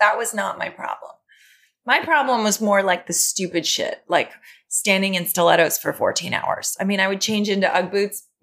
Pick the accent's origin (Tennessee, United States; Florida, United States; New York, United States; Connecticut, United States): New York, United States; growing up in New York, I feel like I'm an observer. Yeah. I've just lived here for 44 years